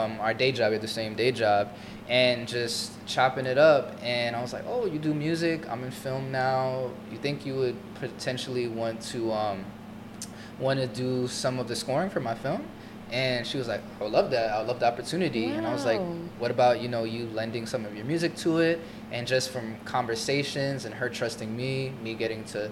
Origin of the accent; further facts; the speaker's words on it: Florida, United States; moved away as an adult; also born or lived in New York / Brazil; I'm originally from Florida, went to college in New York